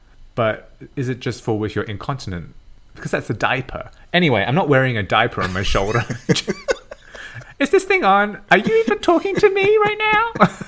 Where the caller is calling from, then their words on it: Toronto, Ontario, Canada; I'm calling in from Toronto. I have not left this spot the whole time we've been off.